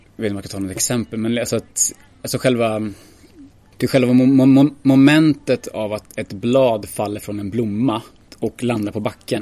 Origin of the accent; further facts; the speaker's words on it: Ljusdal, Gävleborg County, Sweden; now in Gothenburg, Sweden; jag kommer från Ljusdal.